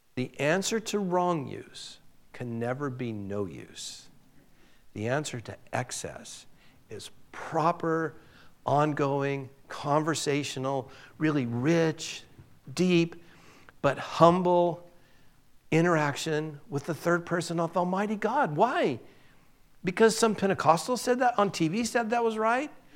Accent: Southern California, United States; moved away as an adult; also born or lived in Boise; I'm from Southern California

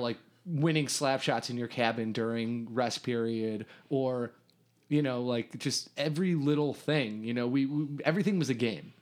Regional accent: Riverwoods, Illinois, United States; I grew up in Riverwoods

